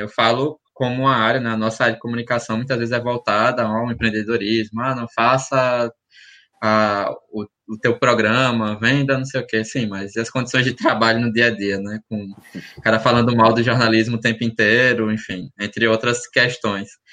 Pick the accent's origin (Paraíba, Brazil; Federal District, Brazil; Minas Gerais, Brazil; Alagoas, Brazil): Alagoas, Brazil; eu sou de Alagoas